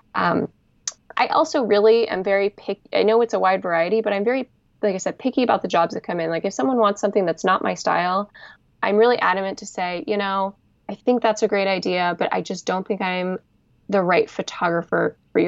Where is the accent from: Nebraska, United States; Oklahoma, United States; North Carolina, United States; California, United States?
California, United States; Bay Area; I'm from the Bay Area